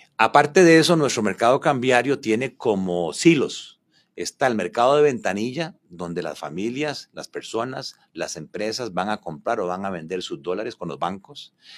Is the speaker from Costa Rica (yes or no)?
yes; Paraíso, Cartago, Costa Rica; como decimos en Paraíso, piano. barato, barato